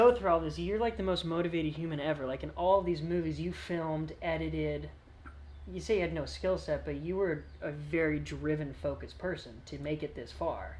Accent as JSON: {"language": "English", "region": "California", "country": "United States", "said": "as a Californian"}